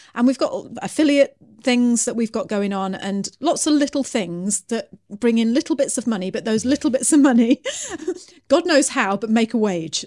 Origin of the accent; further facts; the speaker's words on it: United Kingdom; me being British